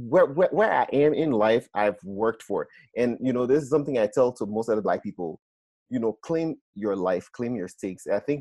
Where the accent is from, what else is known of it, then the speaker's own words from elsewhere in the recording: Nigeria; moved away; I'm Black, I'm Nigerian.